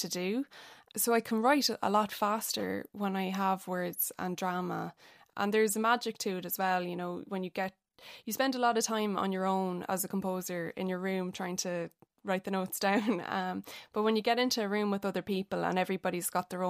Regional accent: Athlone, Leinster, Ireland; I'm from Athlone

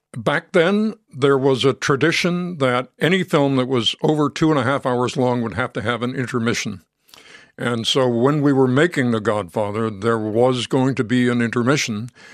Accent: New York, United States; I grew up in New York, not very far from that location

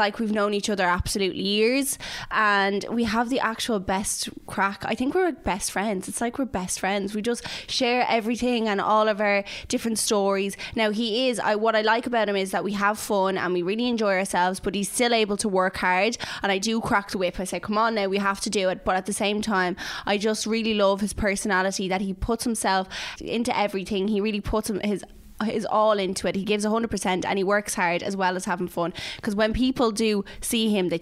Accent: Dublin, Leinster, Ireland; I'm from Dublin

